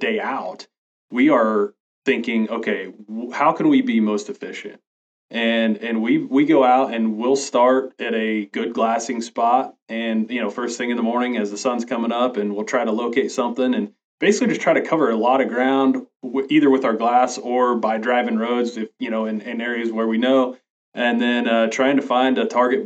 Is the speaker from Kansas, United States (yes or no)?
yes; Northwest Kansas, United States; I was born and raised in Northwest Kansas, and I've basically lived here all my life